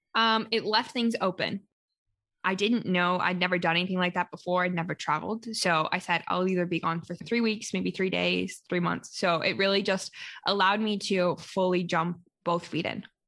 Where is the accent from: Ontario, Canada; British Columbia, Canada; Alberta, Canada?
Alberta, Canada; Calgary; first language English; I am currently located in my hometown, which is Calgary, Alberta, Canada